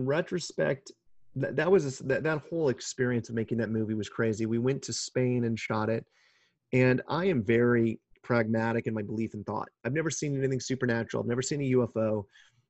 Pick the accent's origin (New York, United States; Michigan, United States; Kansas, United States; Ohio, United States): Kansas, United States; now in California, United States; growing up in Kansas